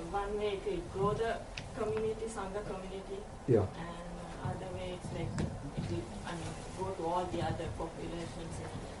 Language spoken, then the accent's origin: English; Sri Lanka; moved away; So I'm from Sri Lanka.